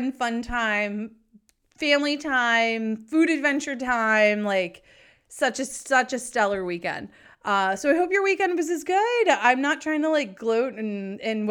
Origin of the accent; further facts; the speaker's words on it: New England, United States; also born or lived in San Diego; I grew up in New England, moved to San Diego for a long time. And then I came back